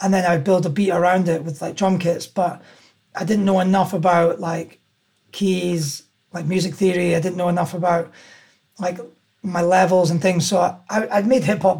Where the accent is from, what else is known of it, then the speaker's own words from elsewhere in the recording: Aberdeen, Scotland, United Kingdom; I grew up in Aberdeen and I went to school there